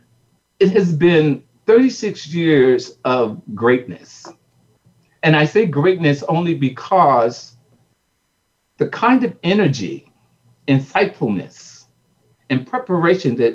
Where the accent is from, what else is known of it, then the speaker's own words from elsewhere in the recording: Newark, New Jersey, United States; we're from Newark, New Jersey